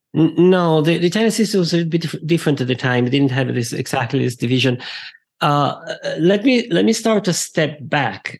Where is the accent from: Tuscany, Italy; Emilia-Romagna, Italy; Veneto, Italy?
Veneto, Italy; Verona; I'm Italian. Yeah. I was born in Verona.